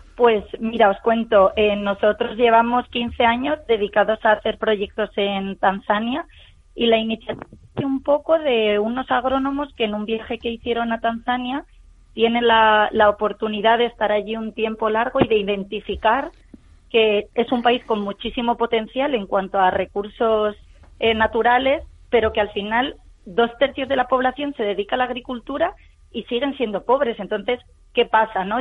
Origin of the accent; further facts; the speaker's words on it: Spain; somos de aquí, somos de España